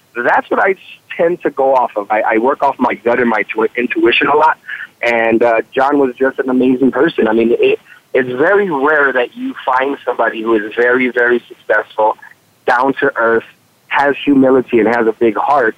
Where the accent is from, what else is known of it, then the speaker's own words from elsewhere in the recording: Chicago, Illinois, United States; moved away as an adult; also born or lived in San Diego, California; I grew up in the in the in the northwest side or the west side of Chicago